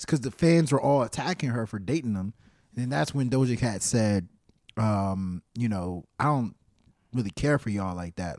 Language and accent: English; East Coast, United States; East Coast, I'm from the East Coast.